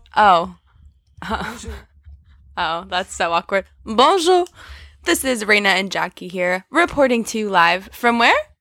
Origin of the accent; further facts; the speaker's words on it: United States; We are clearly American